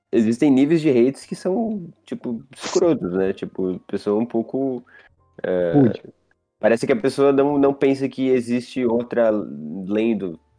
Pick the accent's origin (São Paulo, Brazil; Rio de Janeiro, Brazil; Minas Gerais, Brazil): São Paulo, Brazil; Pinheiros; eu moro perto dele. Porque eu sou de Pinheiros